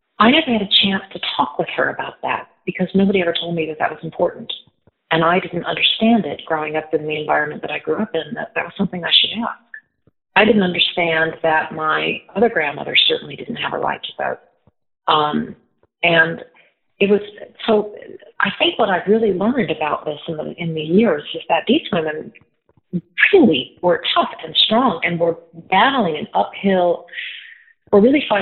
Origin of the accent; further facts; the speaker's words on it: Davenport, Illinois, United States; I was very fortunate growing up in Davenport, Illinois, and I was in a very strong school system.